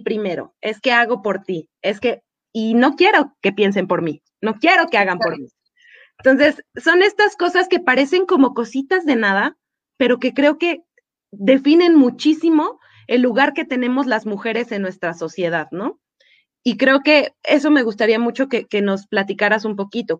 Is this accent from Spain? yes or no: no; Mexico; estamos muy acostumbrados como sociedad mexicana